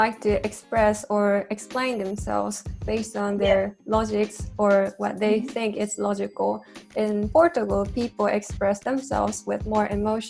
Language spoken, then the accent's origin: English; Japan; moved away; I'm also from Japan